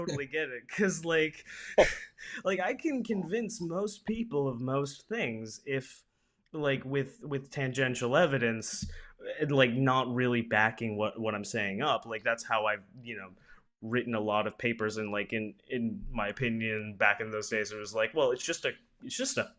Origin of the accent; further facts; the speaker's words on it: Pensacola, Florida, United States; This is my hometown university